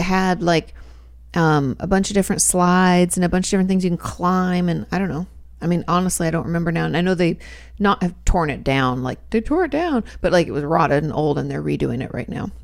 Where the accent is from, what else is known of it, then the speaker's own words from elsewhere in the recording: Washington, United States; also born or lived in California; now in Texas, United States; I grew up in Washington State, where there's plenty of rain